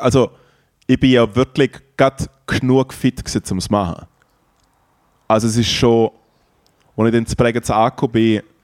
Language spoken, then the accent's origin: German; Triesen, Liechtenstein; an Tresen vorbei, der Gemeinde, wo ich aufgewachsen bin